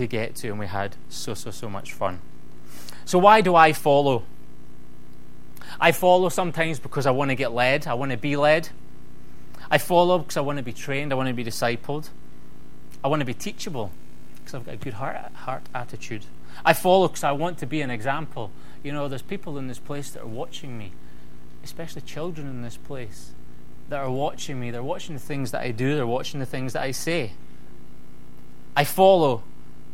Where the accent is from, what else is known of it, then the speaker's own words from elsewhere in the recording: United Kingdom; I'm British